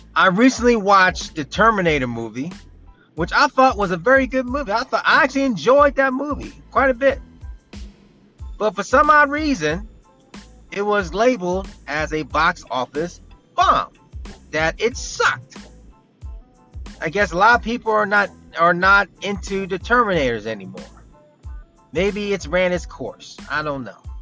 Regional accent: New Jersey, United States; I'm from South Jersey.

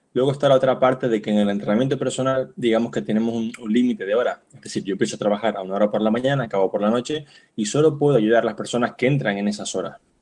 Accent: Canary Islands, Spain; also born or lived in Barcelona; now in Palma de Mallorca, Spain; yo soy de Canarias, pero vivo en Palma de Mallorca y también estudié en Barcelona

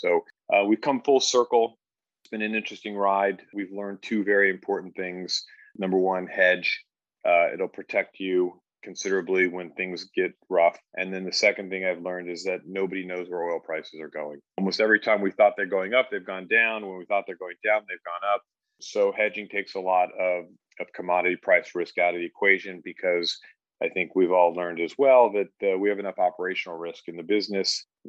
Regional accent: California, United States; also born or lived in Texas; I was born in Texas. I grew up in California, though.

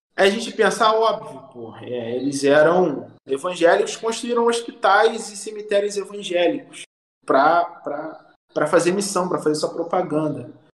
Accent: Southeast Brazil, Brazil; como brasileiros, como moradores do Sudeste

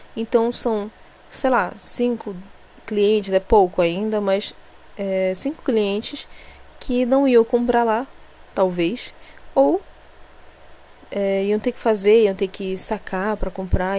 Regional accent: Belém, Pará, Brazil; eu não sou dessa cidade aqui onde eu moro, né? Eu, eu sou eu sou belenense mesmo, que é a capital

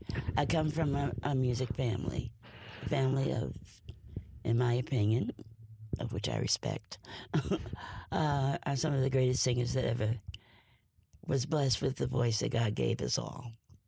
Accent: East Orange, New Jersey, United States; I was born and raised in East Orange, New Jersey. I lived on a street called Sterling Street, which was, I describe it as virtually the United Nations.

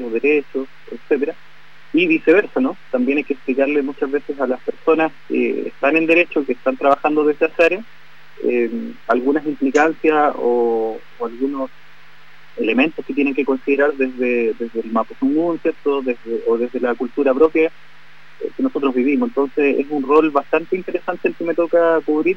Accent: Gulumapu, Chile; nuestro territorio

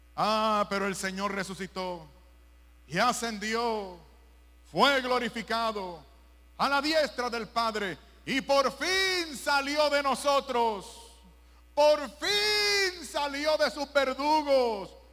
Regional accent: Puerto Rico; en Puerto Rico, mi país

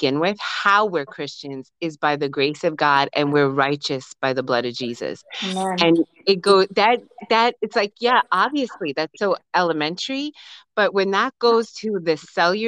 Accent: New York, United States; We're from New York.

